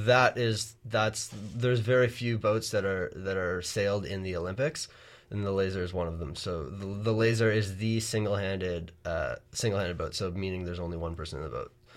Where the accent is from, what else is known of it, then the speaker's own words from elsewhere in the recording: Bronte, Ontario, Canada; I'm from Bronte, Ontario